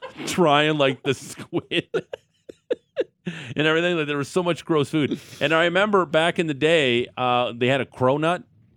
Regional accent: Niagara Falls, Ontario, Canada; my hometown of Niagara Falls.

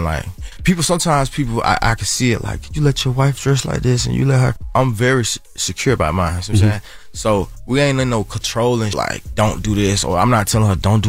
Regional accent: Atlanta, Georgia, United States; because I'm from the South, …, like …. You know, we from Atlanta

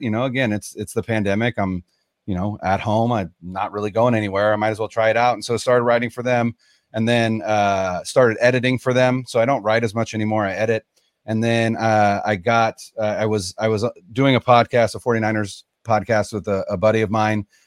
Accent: Northern California, United States; born and raised in Northern California. I live just outside of Sacramento

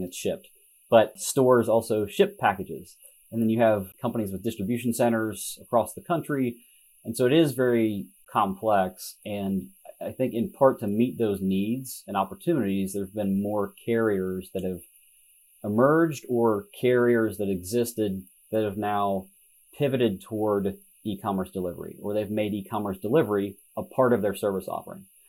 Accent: southern Ohio, United States; now in Columbus, United States; I grew up in, in southern Ohio, so a small town, about 5,000 people

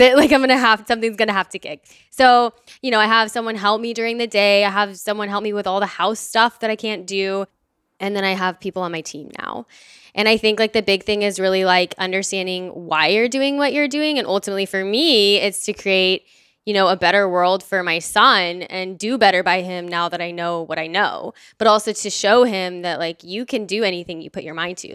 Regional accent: Dallas, Texas, United States; now in Austin, United States; I'm from Dallas, Texas. I live here in Austin

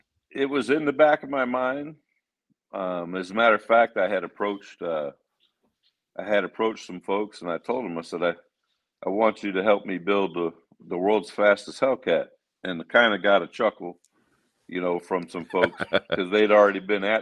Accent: St. Charles, Missouri, United States; We came from St. Charles, Missouri, which is one of the hot rod capitals of America.

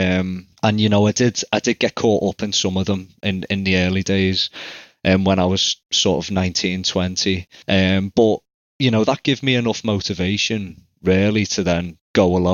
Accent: England, United Kingdom; I'm from England.

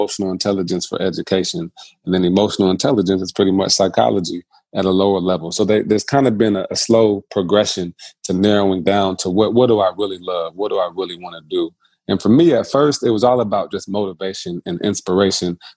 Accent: South Bend, Indiana, United States; moved away as an adult; also born or lived in Miami, Ohio / South Carolina; I'm born and raised in South Bend, Indiana

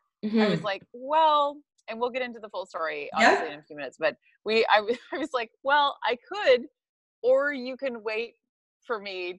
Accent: Hamilton, Ontario, Canada; moved away as an adult; now in Bali, Indonesia; I am from Hamilton, Ontario in Canada

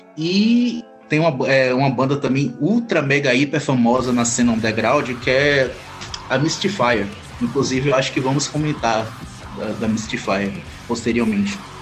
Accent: Santo Amaro, Bahia, Brazil; eu sou de Santo Amaro, aqui na Bahia

